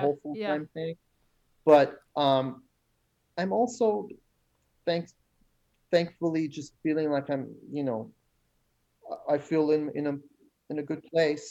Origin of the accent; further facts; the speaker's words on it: Iran; moved away; some of the issues I dealt with growing up in Iran with the war and stuff